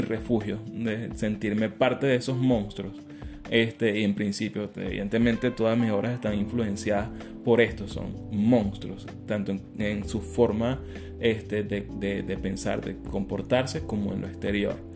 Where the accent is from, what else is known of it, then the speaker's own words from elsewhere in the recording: Caracas, Capital District, Venezuela; Yo soy caraqueño de Katia